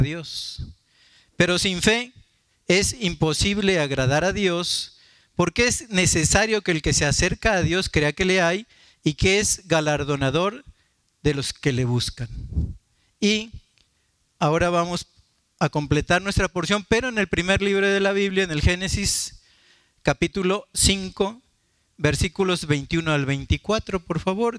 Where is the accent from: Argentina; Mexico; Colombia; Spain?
Mexico; Martínez de la Torre, Veracruz; una familia muy querida de Martínez de la Torre, de mi pueblo